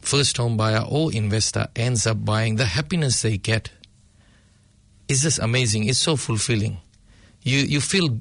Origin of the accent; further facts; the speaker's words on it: Fiji; moved away as an adult; also born or lived in Papatoetoe, New Zealand; now in Auckland, New Zealand; I was born in Fiji, and in 2004, I moved to New Zealand